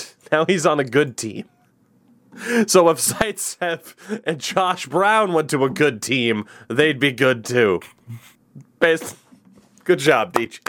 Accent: Canada; And as you said, problem, I'm Canadian.

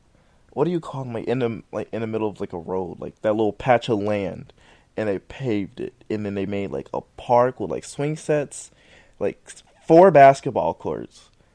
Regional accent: Cincinnati, Ohio, United States; since we came both from Cincinnati, you know. Or the shitty city.

